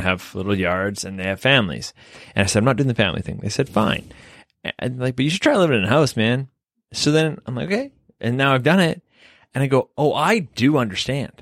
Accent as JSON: {"language": "English", "town": "Vancouver", "region": "British Columbia", "country": "Canada", "also_born_or_lived": "Toronto", "moved": "yes", "said": "I'm from Vancouver and I've lived in Toronto."}